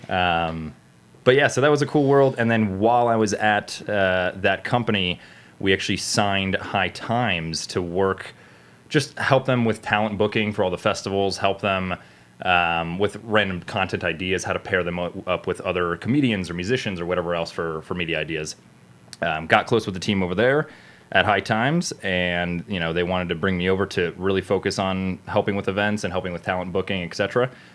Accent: South Florida, United States; moved away; also born or lived in Cleveland, Ohio / New York City / Los Angeles; I'm born and raised in South Florida, then moved to middle of nowhere Cleveland, Ohio

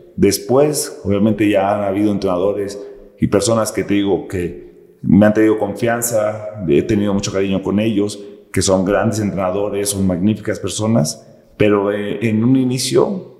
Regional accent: Morelia, Michoacán, Mexico; moved away as an adult; yo nací en Morelia, Michoacán, crecí en una colonia de escasos recursos

